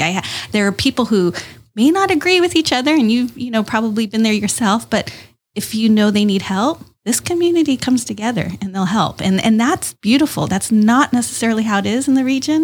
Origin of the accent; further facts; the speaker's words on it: East County, San Diego, California, United States; now in Chula Vista, United States; I grew up in East County